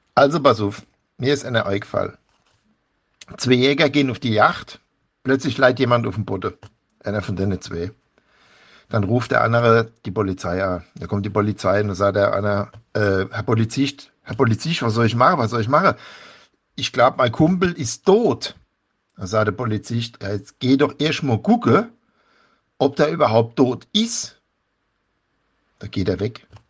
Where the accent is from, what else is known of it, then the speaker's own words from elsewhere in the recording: Hamburg, Germany; ich bin ja eine Hamburger Dern